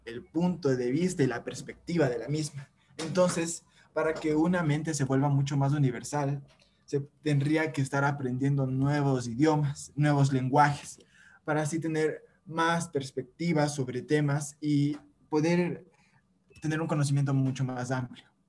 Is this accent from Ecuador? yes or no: yes; Ecuador